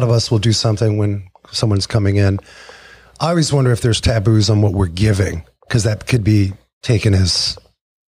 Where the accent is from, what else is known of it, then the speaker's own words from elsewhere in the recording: Indiana, United States; I'm from Indiana